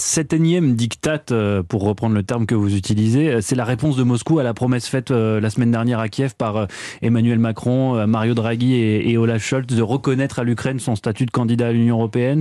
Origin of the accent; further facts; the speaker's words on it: France; chez nous, en France